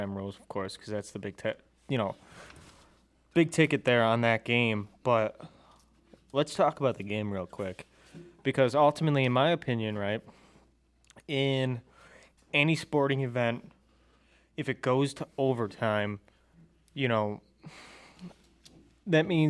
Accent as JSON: {"language": "English", "town": "Sardinia", "region": "New York", "country": "United States", "said": "we're all from Western New York, as we said before. We're from a podunk town, Sardinia, Yorkshire, New York."}